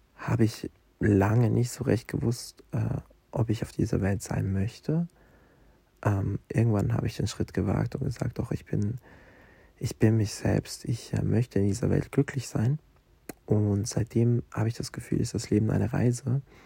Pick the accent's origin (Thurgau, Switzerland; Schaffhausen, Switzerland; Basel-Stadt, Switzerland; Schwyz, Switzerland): Basel-Stadt, Switzerland; Basel; accent: Swiss German; first language Swiss German; durch meine Heimatstadt laufe, Basel entdecke ich